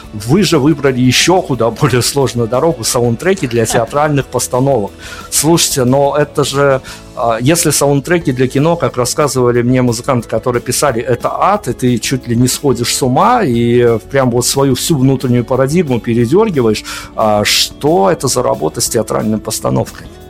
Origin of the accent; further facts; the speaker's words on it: Belarus; мы, белорусы, Беларуси